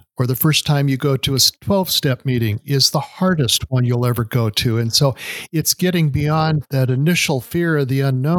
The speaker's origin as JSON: {"language": "English", "region": "Montana", "country": "United States", "said": "I'm from Montana, and we have, unfortunately, a very high rate of suicide"}